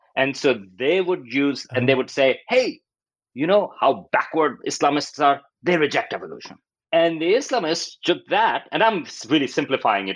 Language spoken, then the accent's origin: English; Pakistan; moved away; I grew up in Pakistan